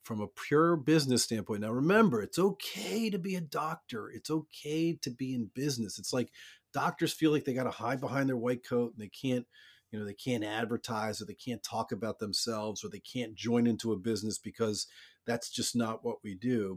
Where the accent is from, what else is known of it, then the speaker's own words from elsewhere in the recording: Baltimore, Maryland, United States; I grew up in Baltimore